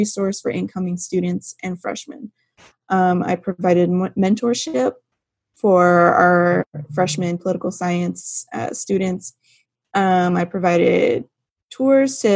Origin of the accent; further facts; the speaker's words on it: Turlock, California, United States; moved away as an adult; now in Sacramento, United States; I grew up in Turlock, not too far from Louise, and I attended Turlock High